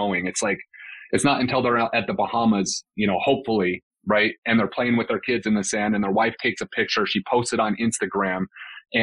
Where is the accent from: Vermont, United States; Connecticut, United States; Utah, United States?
Utah, United States; West Valley City; moved away as an adult; also born or lived in Salt Lake City, Utah; now in Scottsdale, United States; I grew up in West Valley City, Utah